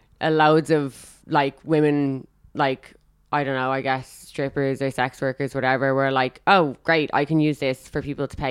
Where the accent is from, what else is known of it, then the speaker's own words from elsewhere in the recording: Dublin, Leinster, Ireland; Dublin. Rathfarnham.